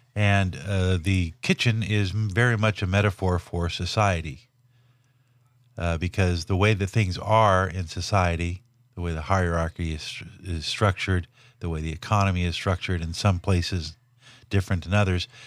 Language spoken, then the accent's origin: English; Los Angeles, California, United States; I grew up in Watts, Linwood, Compton, South L A, as a white kid during the sixties and seventies